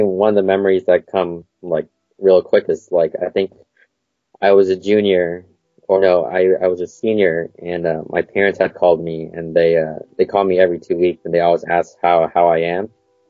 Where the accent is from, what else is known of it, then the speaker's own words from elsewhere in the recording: Portland, Oregon, United States; I was born in Portland, Oregon. Still there? Yep, I've lived here pretty much all my life.